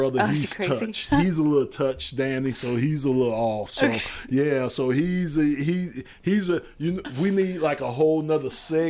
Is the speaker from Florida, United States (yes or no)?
yes; Miami, Florida, United States; I'm from Florida